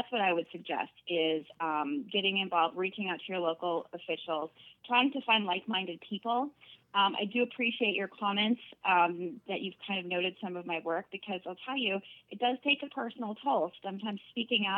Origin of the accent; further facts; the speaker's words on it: Wausau, Wisconsin, United States; moved away as an adult; also born or lived in Madison, Wisconsin / Los Angeles, California; I am originally from Wausau